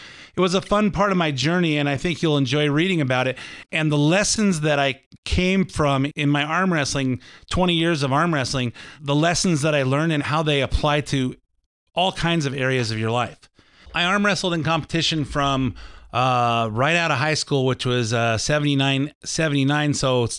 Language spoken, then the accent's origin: English; Lakewood, United States; I tell stories from my childhood growing up in Lakewood so you can learn a little bit more about me